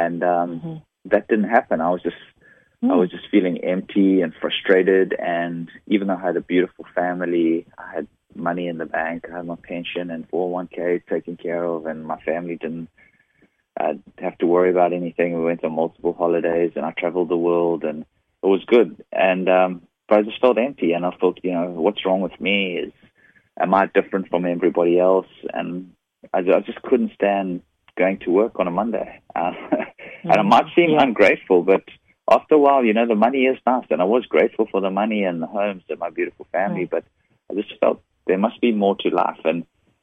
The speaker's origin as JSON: {"language": "English", "country": "South Africa", "moved": "as an adult", "lives_now": "San Diego, United States", "said": "this funny, weird accent is from. I'm originally from South Africa. And, I live in San Diego now. I've been living in the U.S. since 2001."}